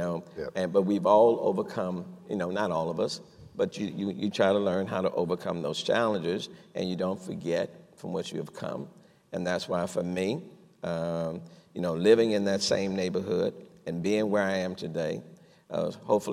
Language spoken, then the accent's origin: English; Houston, Texas, United States; I grew up in Acres Home, we say the fo-fo, grew up there